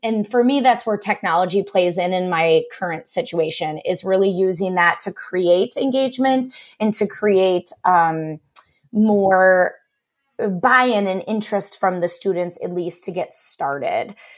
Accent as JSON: {"language": "English", "town": "Cleveland", "region": "Ohio", "country": "United States", "tie": "born or raised there", "also_born_or_lived": "Westerville, Ohio / Wilmington, Ohio", "moved": "as an adult", "lives_now": "Milwaukee, United States", "said": "I am originally from the Cleveland area and, um, went to high school there"}